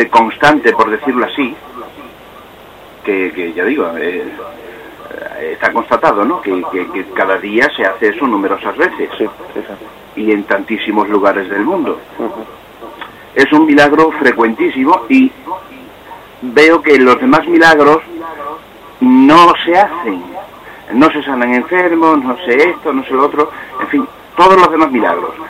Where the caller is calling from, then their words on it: Cáceres, Extremadura, Spain; de Cáceres.